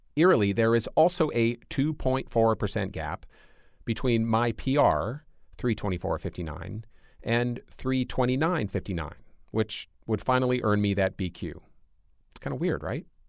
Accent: Michigan, United States; moved away; I grew up in Michigan. My whole family still lives there

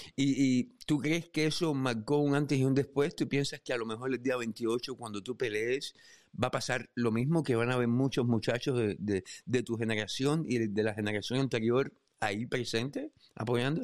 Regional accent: Cuba; como cubanos

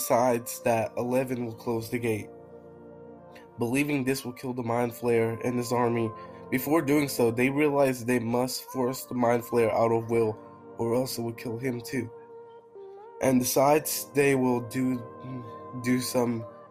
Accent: United Kingdom; I'm British.

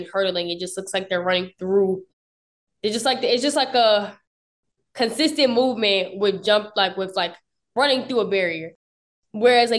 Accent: Upper Marlboro, Maryland, United States; moved away as an adult; also born or lived in Potomac, Maryland / Lexington, Kentucky; I'm actually from PG County, Upper Marlboro, Maryland

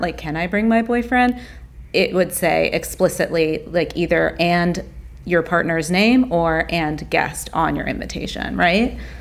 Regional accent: the South, United States; I grew up in the South

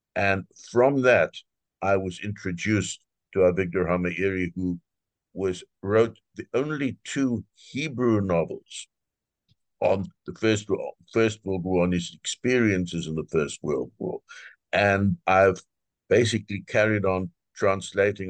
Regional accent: South Africa; moved away as an adult; now in United States; I'm originally, I was born in South Africa uh, and um, I'm a physician

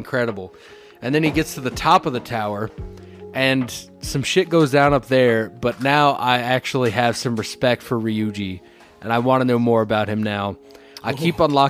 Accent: Tennessee, United States; I grew up in Tennessee

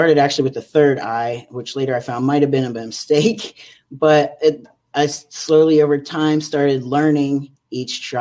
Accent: Pennsylvania, United States; moved away as an adult; now in California, United States; I'm originally from Pennsylvania. Due to job transfer, I'm living out in California now.

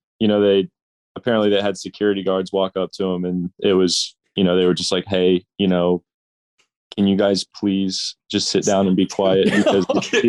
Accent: Arlington, Texas, United States; In Arlington? In my hometown?

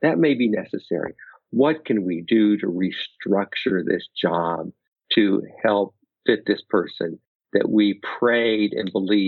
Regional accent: Pacific Northwest, United States; now in Naperville, United States; Nothing edible, but I grew up in the Pacific Northwest.

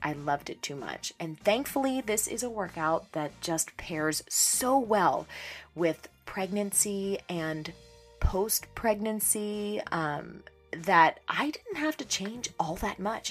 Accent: Pittsburgh, Pennsylvania, United States; born or raised there; moved away

